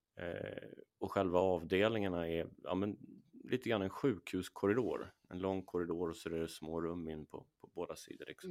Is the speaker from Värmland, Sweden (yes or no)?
no; Åkersberga, Stockholm County, Sweden; där är jag uppvuxen